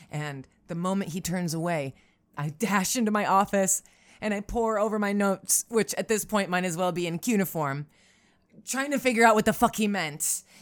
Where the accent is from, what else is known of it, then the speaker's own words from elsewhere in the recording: Syracuse, New York, United States; I'm from Syracuse, so that movie is for me and mine by definition.